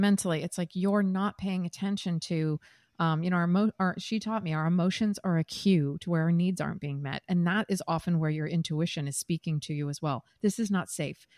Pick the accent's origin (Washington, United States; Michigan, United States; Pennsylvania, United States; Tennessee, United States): Washington, United States; Seattle; moved away as an adult; also born or lived in Midwest / New York; now in San Diego, United States; I'm from the Midwest originally, grew up in Seattle